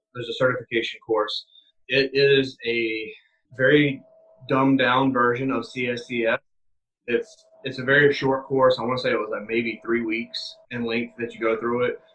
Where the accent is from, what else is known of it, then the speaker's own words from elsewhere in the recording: South Carolina, United States; moved away as an adult; now in New York, United States; I am from South Carolina left home immediately at 18